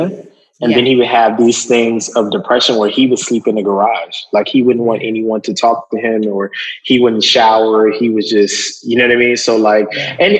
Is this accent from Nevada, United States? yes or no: no; Lancaster, Texas, United States; now in Brooklyn, United States; I'm from Lancaster, Texas.